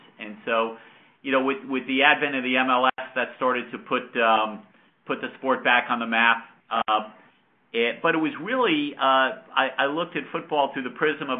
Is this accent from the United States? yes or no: yes; Yonkers, New York, United States; I grew up in Yonkers, New York, just outside of New York City